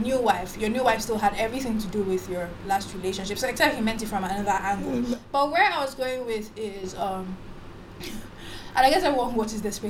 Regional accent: Nigeria; I'm a Nigerian chick

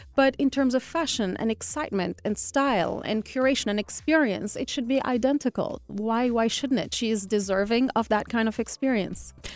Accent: Algiers, Algiers Province, Algeria; I'm Algerian. I was born and brought up in Algiers

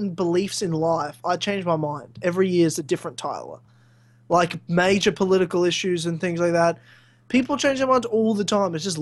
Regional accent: Queensland, Australia; now in Victoria, Australia; my home state of Queensland

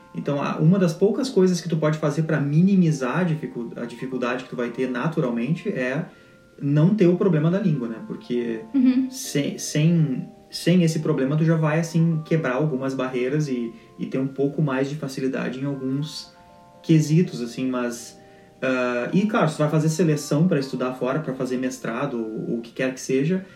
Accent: Rio Grande do Sul, Brazil; first language Portuguese; moved away as an adult; nunca vivi em outro estado

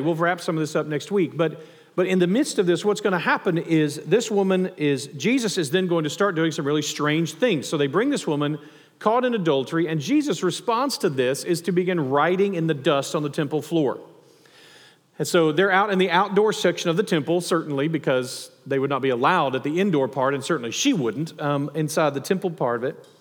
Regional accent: the South, United States; growing up in the South or in the Bible Belt

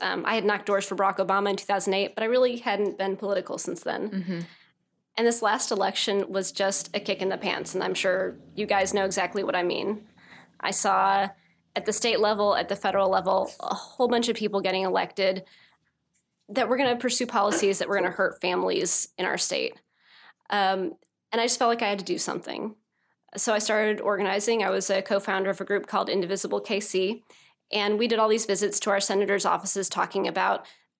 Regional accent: Kirksville, Missouri, United States; now in Lee's Summit, United States; so I grew up in Kirksville, Northeast Missouri, went to Truman.

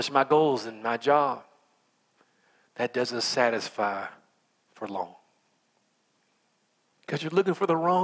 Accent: United States; I'm American

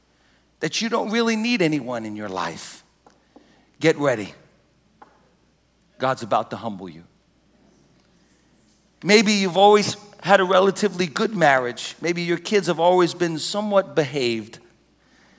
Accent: United States; we're American Christians

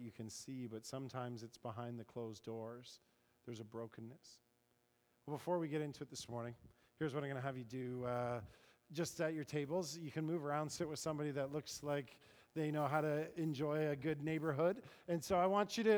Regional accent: Paris, Ontario, Canada; I grew up kind of in Paris, Ontario

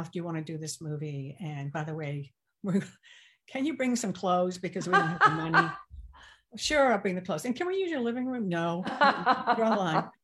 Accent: the South, United States; accent: Southern; Yes, I did. Growing up in the South, yeah.

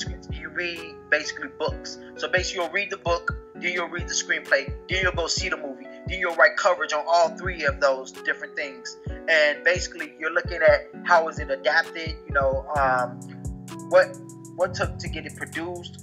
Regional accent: Chicago, Illinois, United States; so I'm from originally from Chicago. Um, I live outside Chicago right now.

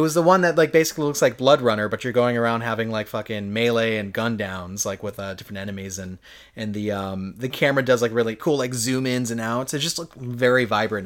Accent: United States; I'm an American

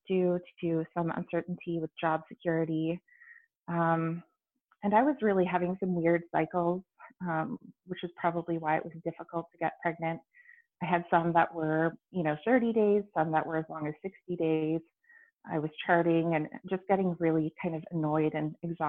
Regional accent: Canada; I'm Canadian

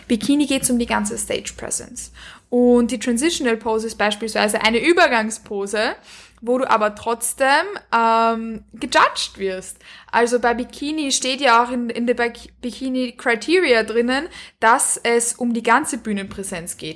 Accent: Vienna, Austria; Ich komme aus Wien ich lebe in Wien und ich komme auch aus Wien

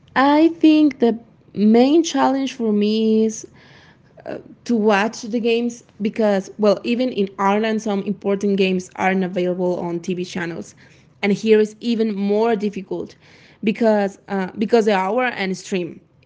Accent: Mexico; I am from Mexico.

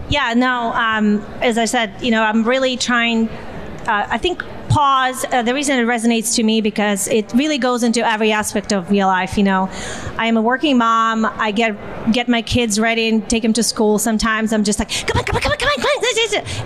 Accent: Siberia, Russia; moved away; my hometown in Siberia

